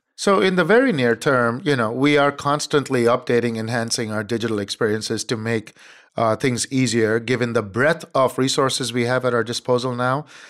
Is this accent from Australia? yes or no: no; India; moved away as an adult; also born or lived in Cambridge, Massachusetts; now in United States; I was born and raised in India